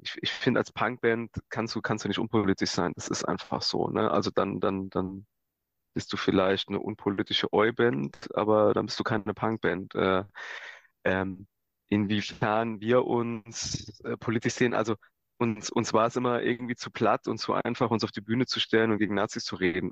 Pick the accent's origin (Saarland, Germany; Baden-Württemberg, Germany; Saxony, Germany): Saarland, Germany; Saarland / Gimbweiler, Germany; wir kommen ja aus dem Saarland und Kimperler ist der erste Ort in Rheinland-Pfalz. Das heißt, also die Schule haben wir weiter im Saarland besucht